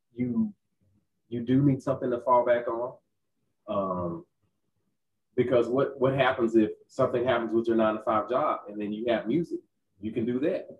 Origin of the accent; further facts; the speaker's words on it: Texas, United States; Growing up in Texas as a as an African American male